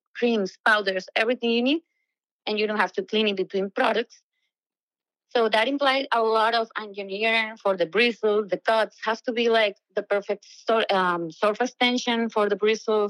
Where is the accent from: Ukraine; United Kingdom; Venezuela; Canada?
Venezuela; moved away as an adult; I'm from Venezuela, a beautiful country that is having like a hard time right now. And millions of us had to leave for, you know, a better future. And I came here with nothing but dreams